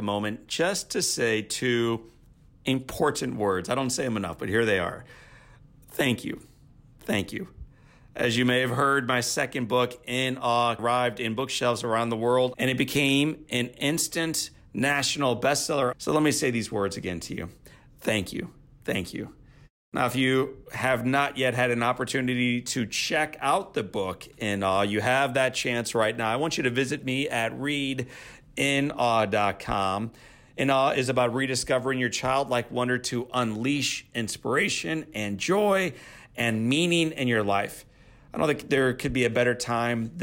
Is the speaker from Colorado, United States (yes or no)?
no; Missouri, United States; That's my home state.